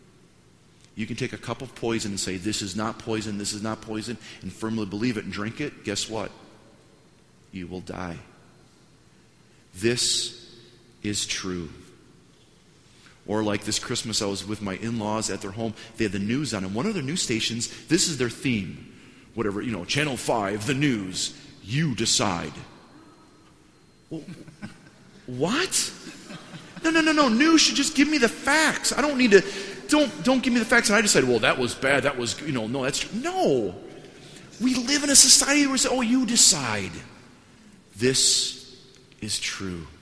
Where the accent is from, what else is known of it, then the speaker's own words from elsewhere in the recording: Wisconsin, United States; moved away as an adult; now in Washington, United States; I'm from Wisconsin. When we go downtown, in the town that we used to live at, 400 people, you didn't have to pay to park downtown